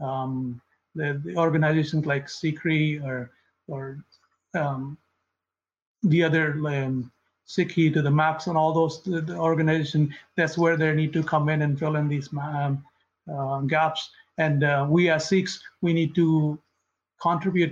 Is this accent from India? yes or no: yes; India; moved away; I grew up in India, and I have a good understanding of Punjabi